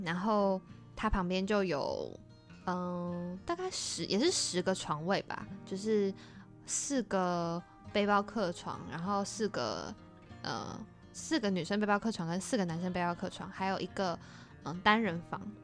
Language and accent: Chinese; Taiwan; 结果搞了老半天我们都是台湾人